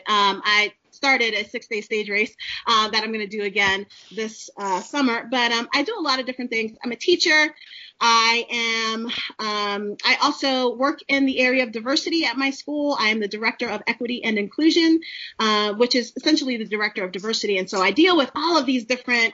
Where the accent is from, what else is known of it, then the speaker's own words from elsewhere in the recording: New York City, New York, United States; moved away as an adult; also born or lived in Maryland; I'm a girl from the city. I'm from Brooklyn, New York